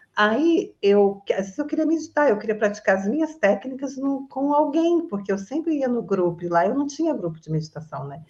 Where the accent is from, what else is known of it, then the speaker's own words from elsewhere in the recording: Resende, Rio de Janeiro, Brazil; moved away as an adult; now in Florianópolis, Brazil; eu sou originalmente de Resende, Rio de Janeiro, eu estou morando em Floripa